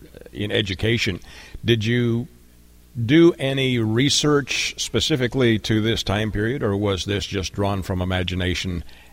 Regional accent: Canada; I grew up in Canada in a rural setting.

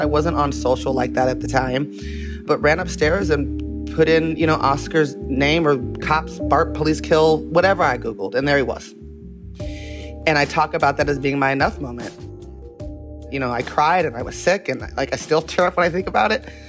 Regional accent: Las Vegas, Nevada, United States; I was born in Las Vegas

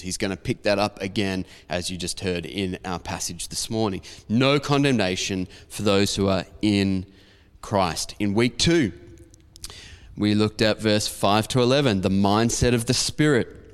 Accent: Diamond Creek, Victoria, Australia; where I grew up in Diamond Creek

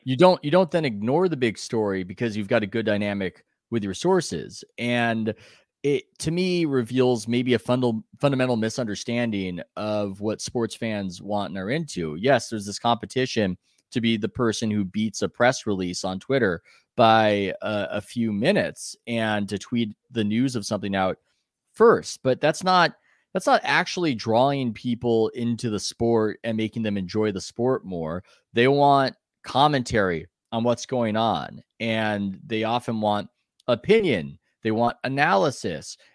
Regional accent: San Diego, California, United States; I'm from San Diego

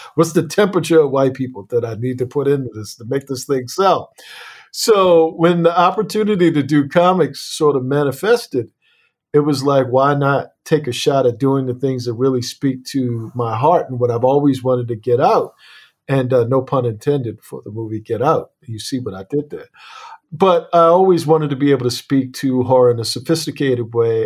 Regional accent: Annapolis, Maryland, United States

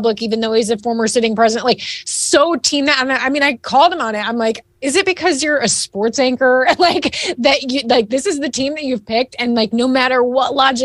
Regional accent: Northwest Ohio, United States; now in Texas, United States; I'm living in Texas now, but I was raised in Northwest Ohio, and I grew up with a fierce rivalry between Michigan and Ohio State

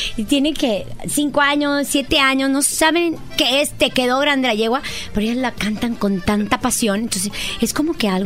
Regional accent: northern Mexico, Mexico; soy de norteña

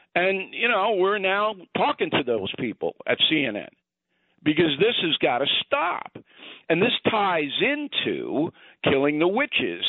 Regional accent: Westbury, New York, United States; I was raised in Westbury, part of Levittown

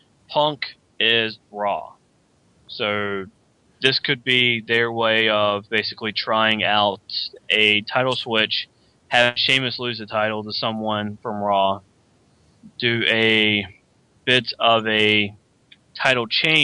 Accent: North Carolina, United States; North Carolina, my home state.

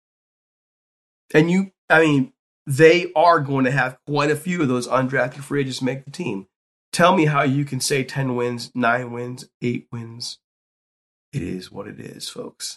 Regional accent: Youngstown, Ohio, United States; my hometown, Youngstown State

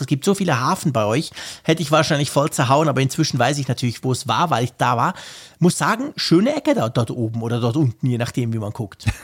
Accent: Switzerland; ich bin ja Schweizer

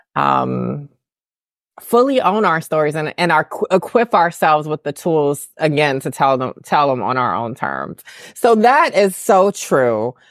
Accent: the South, United States; I'm from the South

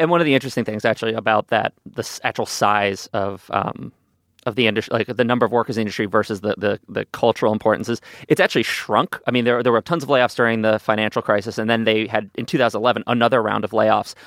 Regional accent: New York City, New York, United States; as a New Yorker

